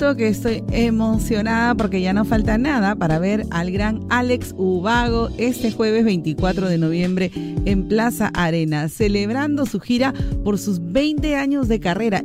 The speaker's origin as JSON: {"language": "Spanish", "region": "Cajamarca", "country": "Peru", "said": "soy de Cajamarca"}